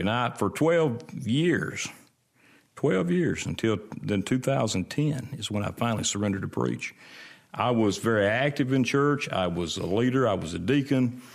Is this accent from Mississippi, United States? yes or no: yes; Brandon, Mississippi, United States; I was born and raised, uh, between Florence and Brandon on Highway four sixty-eight.